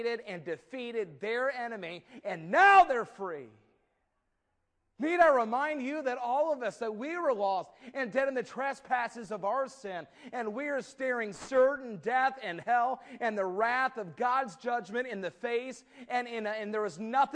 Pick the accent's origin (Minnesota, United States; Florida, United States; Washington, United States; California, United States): Minnesota, United States; moved away; also born or lived in Indianapolis; We had a car like that growing up in Minnesota